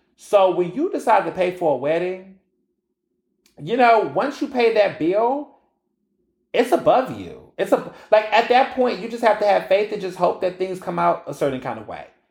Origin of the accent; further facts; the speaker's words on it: Houston, Texas, United States; moved away as an adult; also born or lived in Chicago, Illinois / Marianna, Arkansas; now in Philadelphia, United States; I grew up in Houston, Texas